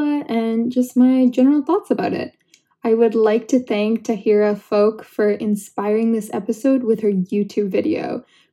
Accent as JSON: {"language": "English", "country": "Canada", "said": "I'm Canadian too"}